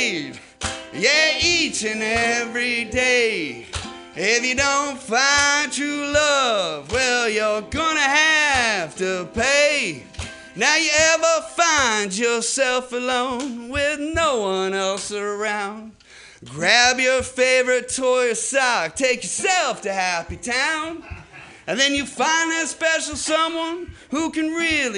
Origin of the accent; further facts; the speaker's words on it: Indiana, United States; I'm from Indiana